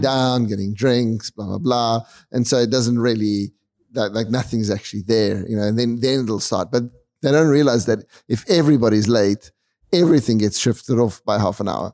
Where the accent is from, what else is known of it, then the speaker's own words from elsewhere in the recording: South Africa; we're South African.